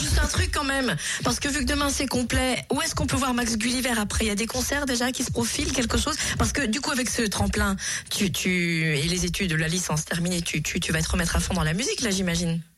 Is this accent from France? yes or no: yes; Jura, Bourgogne-Franche-Comté, France; C'est chez nous, dans le Jura